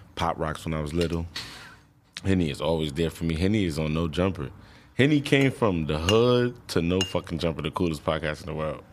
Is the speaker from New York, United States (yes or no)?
yes; New York, United States; I live from New York. I mean, I'm from New York.